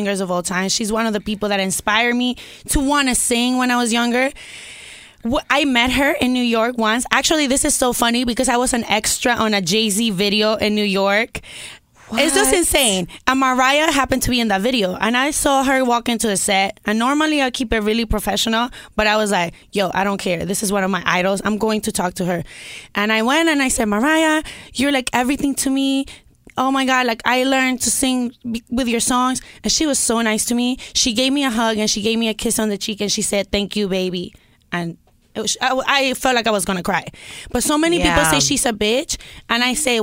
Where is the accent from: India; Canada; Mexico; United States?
Mexico; I grew up in Mexico with Mexican parents